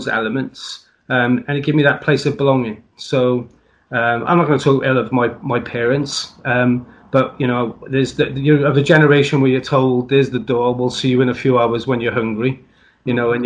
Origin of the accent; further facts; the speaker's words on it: South Wales, United Kingdom; I'm from South Wales. I'm very proud of being Welsh, like every other Welshman.